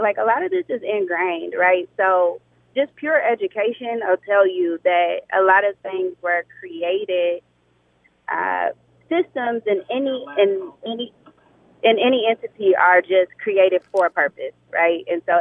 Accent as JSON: {"language": "English", "town": "Indianapolis", "region": "Indiana", "country": "United States", "moved": "yes", "said": "I am originally from Indianapolis"}